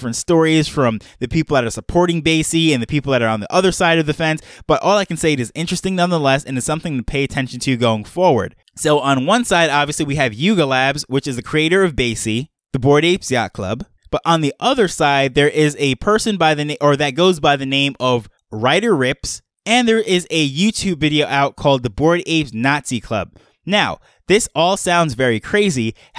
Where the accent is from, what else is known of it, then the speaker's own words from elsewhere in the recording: Jamaica; born there; also born or lived in multiple cultures all over the world; my background is I am a Jamaican-born dual citizen. I grew up around multiple cultures all over the world.